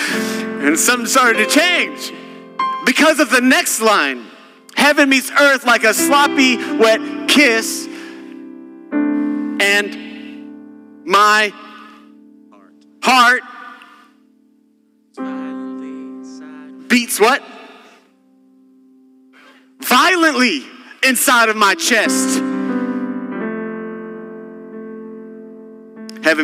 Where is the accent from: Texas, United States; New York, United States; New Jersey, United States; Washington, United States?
Texas, United States; I'm from Texas